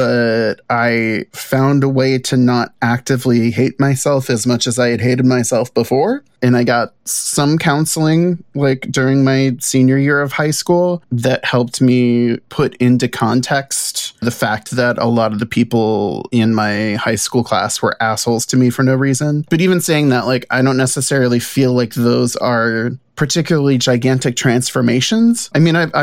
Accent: New Orleans, Louisiana, United States; for the first 18 years of my life growing up in New Orleans

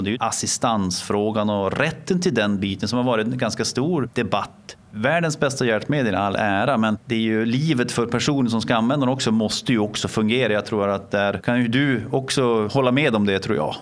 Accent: Norrland, Sweden; moved away; som norrlänning

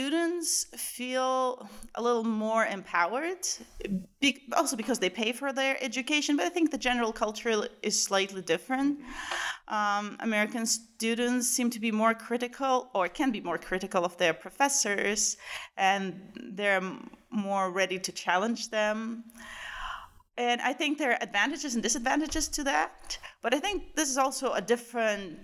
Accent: Perm, Perm Krai, Russia; moved away as an adult; also born or lived in New Jersey, United States / St. Petersburg, Russia / Tel Aviv, Israel; now in Pittsburgh, United States; I'm originally from Perm, Russia, or as we call it, Perm

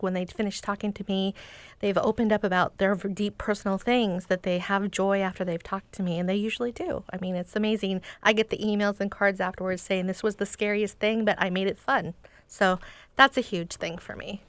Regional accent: Seattle, Washington, United States; I grew up in Seattle

